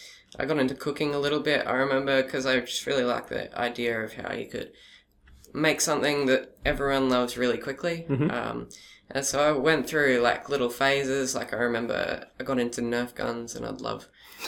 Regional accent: Gold Coast, Queensland, Australia; also born or lived in Brisbane / Caboolture / Redcliffe; I moved to the Gold Coast, and I've been at Hillcrest

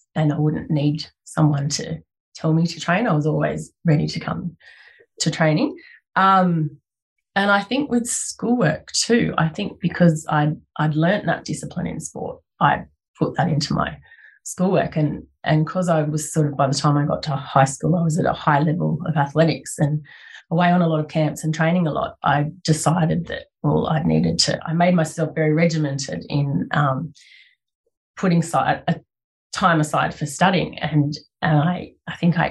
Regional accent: Blue Mountains, New South Wales, Australia; I grew up in the Blue Mountains, in the Lower Blue Mountains

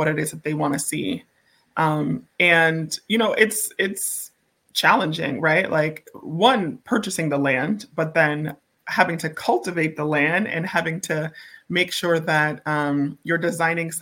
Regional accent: Boston, Massachusetts, United States; growing up in Boston

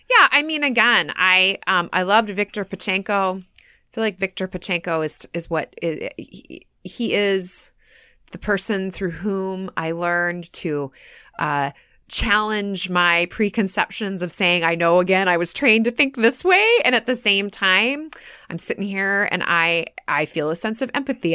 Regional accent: United States; being very proud of being American

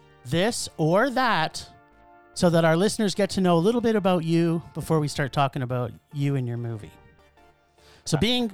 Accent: Canada; I'm Canadian

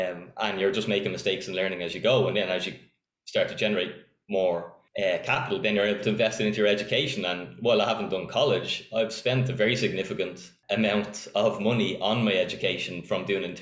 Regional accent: Donabate, Leinster, Ireland; Donabate, born and reared.

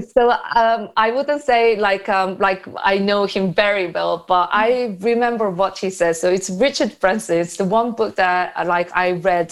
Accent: South Korea; moved away; I'm from South Korea

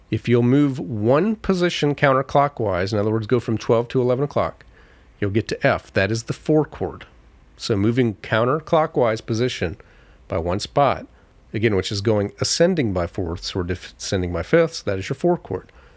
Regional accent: Florida, United States; growing up in Florida, we had a backyard

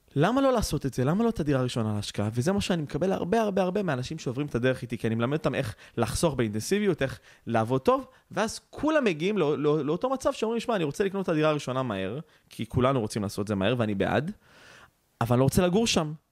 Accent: Israel; אנחנו ישראלים

